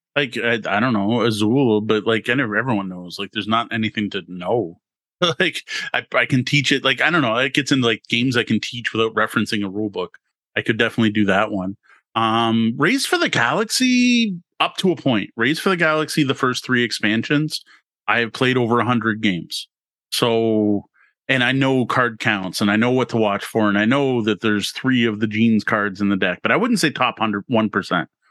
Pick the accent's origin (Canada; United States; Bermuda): Canada; being Canadian